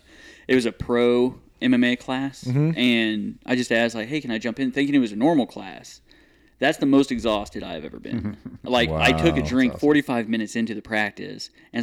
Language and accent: English; Missouri, United States; Yeah, Northwest Missouri.